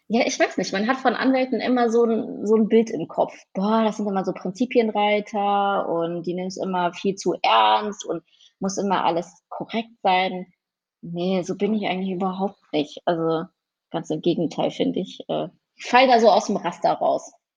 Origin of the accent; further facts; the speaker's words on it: Mettmann, North Rhine-Westphalia, Germany; bin gebürtige Mettmännerin, komme also aus der Hochburg, der Golfer